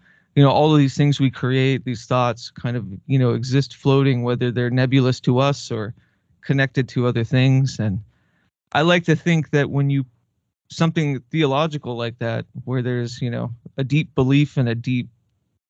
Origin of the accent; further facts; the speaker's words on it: Southwest, United States; when I was a kid, I grew up in the Southwest, mainly with my mother.